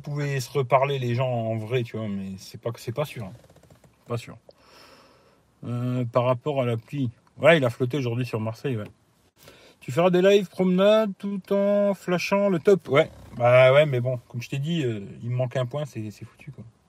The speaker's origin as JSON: {"language": "French", "country": "Italy", "moved": "yes", "lives_now": "France", "said": "chez moi en Italie"}